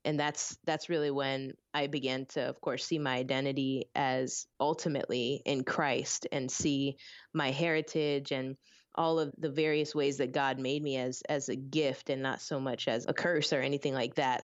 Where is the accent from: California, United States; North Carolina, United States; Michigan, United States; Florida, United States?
Florida, United States; Orlando; also born or lived in Philippines; I was born in the Philippines with my mom's side of the family and then ended up getting raised in Orlando